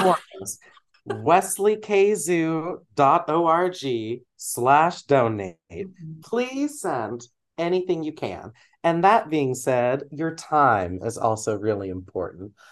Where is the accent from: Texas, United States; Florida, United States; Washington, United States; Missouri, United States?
Texas, United States; moved away as an adult; now in Midwest, United States; growing up in Texas